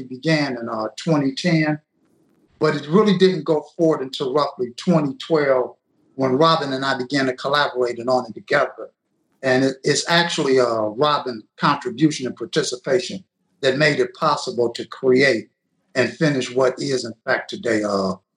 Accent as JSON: {"language": "English", "town": "Detroit", "region": "Michigan", "country": "United States", "tie": "born or raised there", "said": "I was born and raised in Detroit, Michigan"}